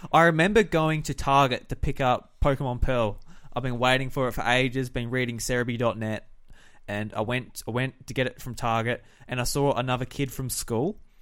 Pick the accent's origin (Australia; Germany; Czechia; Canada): Australia; South Australia; I'm from South Australia